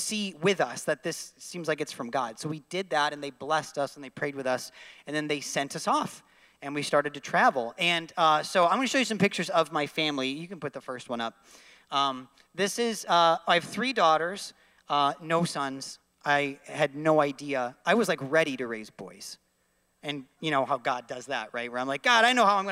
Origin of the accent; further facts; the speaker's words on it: Syracuse, New York, United States; I grew up in Syracuse, New York